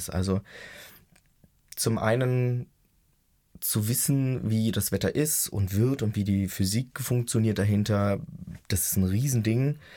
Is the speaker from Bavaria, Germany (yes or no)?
no; Brandenburg, Germany; Ich bin in Brandenburg